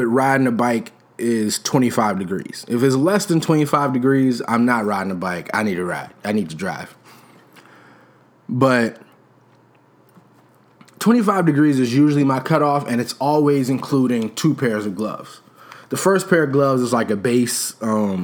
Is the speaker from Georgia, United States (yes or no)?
no; Chicago, Illinois, United States